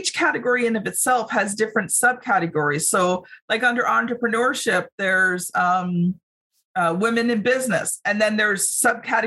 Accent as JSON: {"language": "English", "country": "Canada", "said": "as a Canadian"}